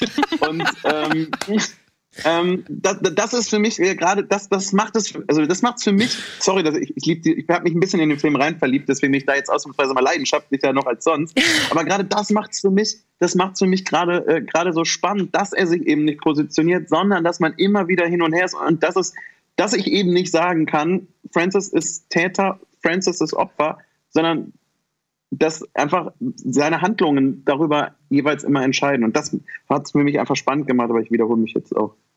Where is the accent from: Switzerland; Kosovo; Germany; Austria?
Germany; ich bin in Deutschland geboren